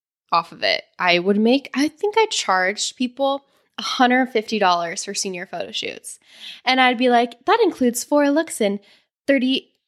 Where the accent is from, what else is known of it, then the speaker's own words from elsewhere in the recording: Arvada, Colorado, United States; moved away as an adult; I grew up in Arvada, Colorado, a lovely town outside of Denver that I hated when I was growing up and I so desperately wanted to leave.